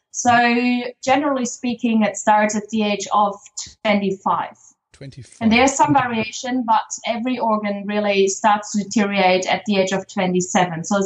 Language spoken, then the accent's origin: English; East Frisia, Lower Saxony, Germany; moved away as an adult; also born or lived in Aurich, Germany / Netherlands; now in Melbourne, Australia; I was born in Aurich, which means in Germany, a very, very tiny town. I grew up in tiny villages in Ostfriesland, which is also Germany.